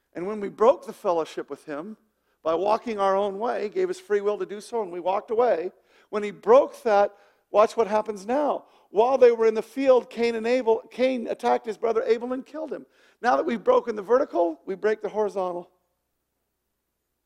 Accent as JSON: {"language": "English", "region": "Wyoming", "country": "United States", "said": "I'm from Wyoming."}